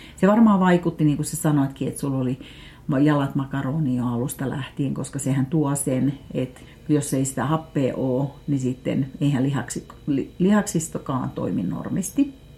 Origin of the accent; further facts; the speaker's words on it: Finland; Mä sanoin, että Suomesta.